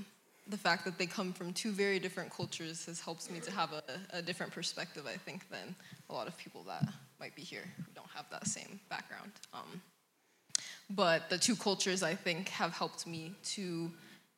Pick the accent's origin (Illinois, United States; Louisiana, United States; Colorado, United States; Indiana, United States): Colorado, United States; Aurora; moved away as an adult; now in Fort Collins, United States; I am from Aurora, Colorado, originally.